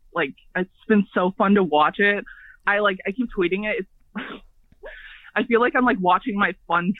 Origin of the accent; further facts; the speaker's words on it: Detroit, Michigan, United States; I'm from the Detroit area in Michigan.